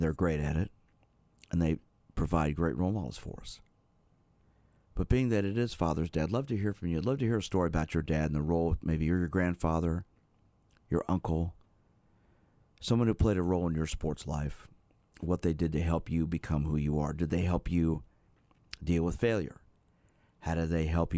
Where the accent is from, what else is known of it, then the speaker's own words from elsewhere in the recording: Kansas City, Missouri, United States; also born or lived in New York; growing up here in Kansas City, we moved here when I was four from New York